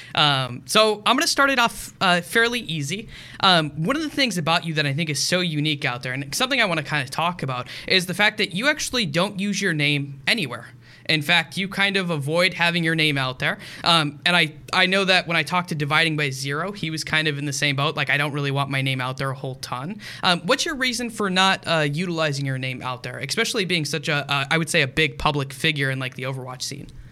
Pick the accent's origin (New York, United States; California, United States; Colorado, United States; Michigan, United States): Michigan, United States; I grew up in Michigan, uh, which is very close to the Green Bay Packers